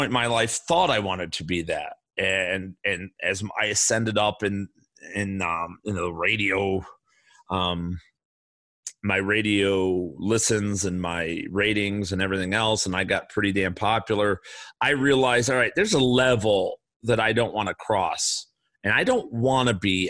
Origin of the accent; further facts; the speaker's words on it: Chicago, Illinois, United States; I grew up in the South Side of Chicago